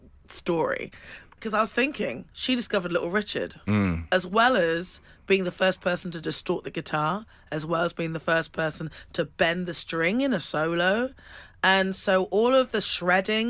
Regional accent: England, United Kingdom; growing up in England

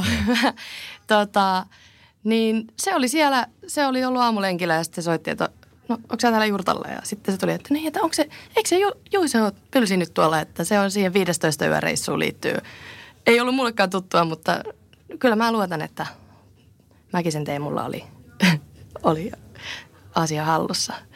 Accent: Tampere, Pirkanmaa, Finland; also born or lived in Bristol, United Kingdom; mä oon tamperelainen direktööri

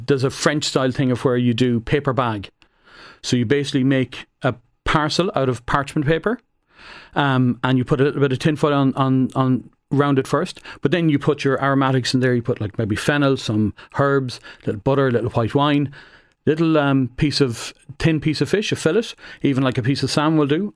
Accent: Roscommon, Connacht, Ireland; I'm from Roscommon

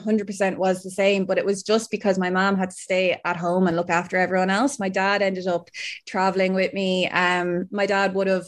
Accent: Ireland; I'm an Irish Paralympic swimmer.

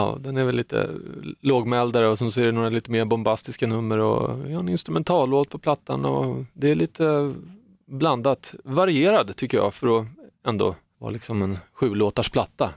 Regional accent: Saltsjöbaden, Stockholm County, Sweden; jag är också uppvuxen i man ska inte kalla det för gettot kanske, det var ett rätt bra getto, men eh, Fisksätra, Saltsjöbaden, där är min bakgrund

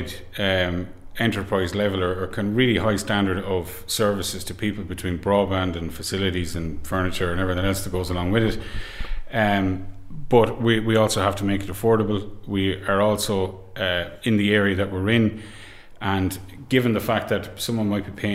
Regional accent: Carrick-on-Shannon, Connacht, Ireland; I'm from Carrick and Shannon

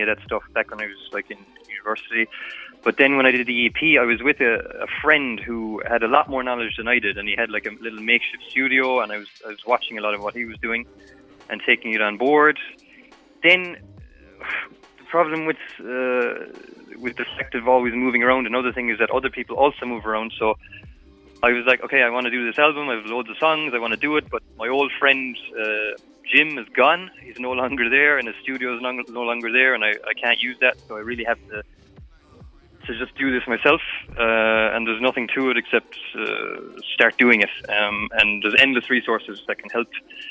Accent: Midleton, Ireland; now in Brussels, Belgium; I'm from Middleton

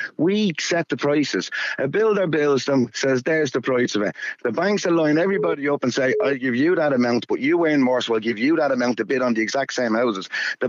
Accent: Dublin, Leinster, Ireland; now in Westmeath, Ireland; we're all from Dublin where I live.

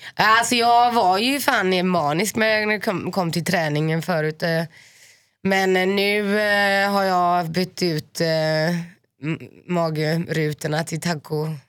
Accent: Finland; jag är finne

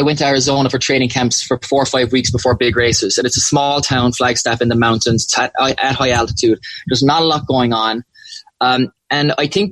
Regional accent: Macroom, Munster, Ireland; I grew up loving out in Macroom

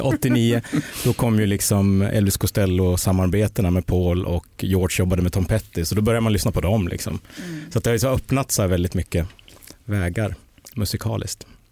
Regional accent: Mora, Dalarna County, Sweden; Jag kommer från Dalarna

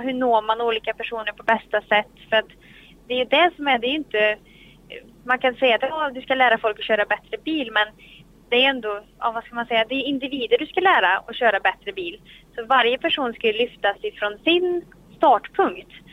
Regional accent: Sweden; här hemma i Sverige

